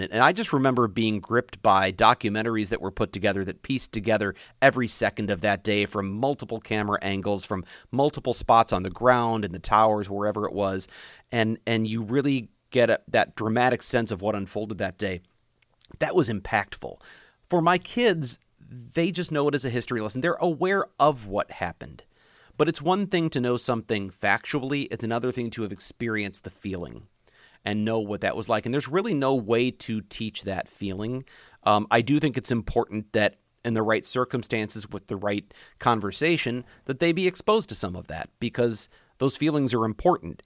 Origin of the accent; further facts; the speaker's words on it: United States; my duty as an American